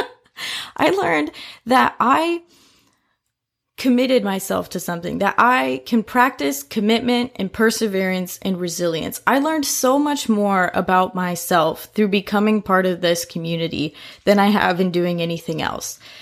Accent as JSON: {"language": "English", "town": "Indianapolis", "region": "Indiana", "country": "United States", "moved": "as an adult", "lives_now": "Louisville, United States", "said": "I'm originally from Indianapolis, Indiana. I moved down here to Louisville for college seven years ago"}